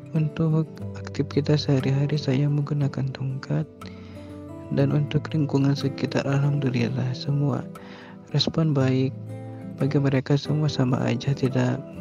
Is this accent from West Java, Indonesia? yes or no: no; Jepara, Central Java, Indonesia; asal dari kota Ukir, Jepara, Jawa Tengah